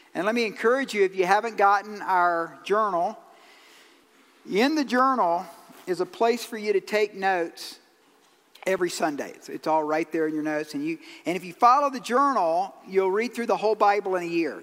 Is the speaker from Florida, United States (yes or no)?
no; Georgia, United States; I'm from Georgia